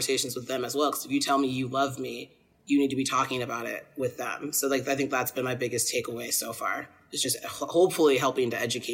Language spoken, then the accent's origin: English; Albion, Michigan, United States; growing up in Albion and coming from a place that was pretty integrated